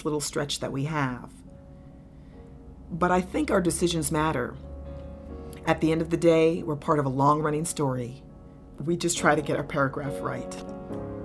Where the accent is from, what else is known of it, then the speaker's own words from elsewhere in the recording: New York City, New York, United States; I grew up in New York. I was born in New York City